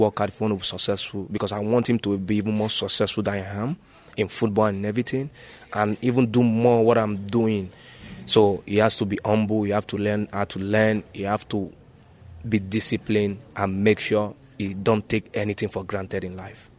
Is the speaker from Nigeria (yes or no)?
yes; Nigeria; moved away as an adult; now in China; I was born and brought up in Nigeria.